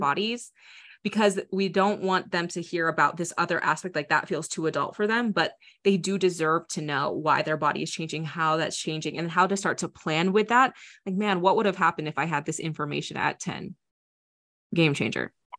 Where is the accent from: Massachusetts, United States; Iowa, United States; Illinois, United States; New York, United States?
Iowa, United States; I grew up in Iowa